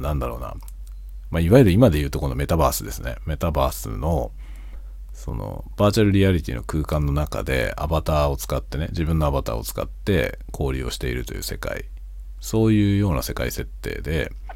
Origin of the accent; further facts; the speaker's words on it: Tokyo metropolitan area, Japan; moved away as an adult; now in Hokkaido, Japan; 僕は首都圏の出身なんだけど、北海道に移住してきて、北海道に住んでる